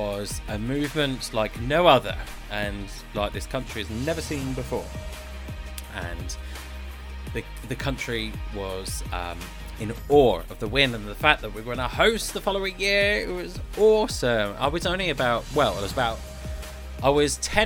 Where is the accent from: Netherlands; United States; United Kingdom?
United Kingdom; Dorset, South West England; accent: deep Dorset, West Country; my family say that I sound a little bit more West Country. The deep Dorset accent